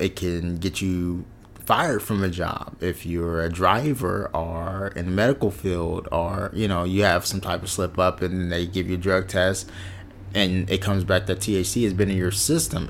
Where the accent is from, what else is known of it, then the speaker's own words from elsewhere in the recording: West Coast, United States; I'm from the West Coast